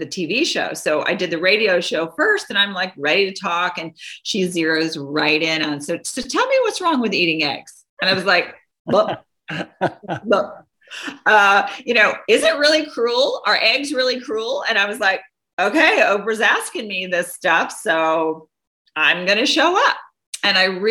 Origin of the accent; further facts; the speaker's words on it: Doraville, Georgia, United States; I grew up in Doraville, Georgia, you know, small city in Georgia